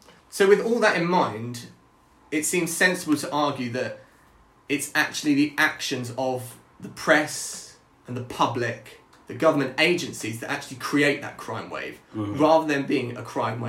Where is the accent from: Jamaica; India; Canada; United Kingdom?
United Kingdom; Brighton, South East England; we're both from Brighton